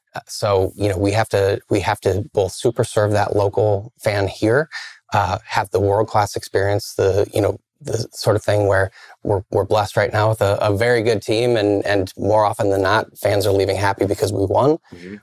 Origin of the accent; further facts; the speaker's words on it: Iowa, United States; now in Milwaukee, United States; I grew up in the Midwest, grew up in Iowa